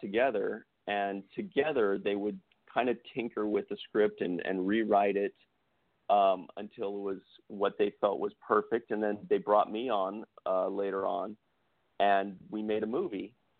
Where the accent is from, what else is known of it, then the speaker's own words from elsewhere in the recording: San Jose, California, United States; moved away as an adult; now in Los Angeles, United States; I was from San Jose and I'd played in some some bands